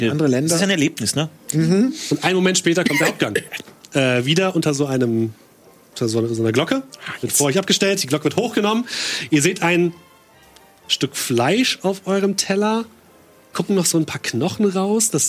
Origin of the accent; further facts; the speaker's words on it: United Kingdom; German is a second language; Ich meine, ich ja. bin Brite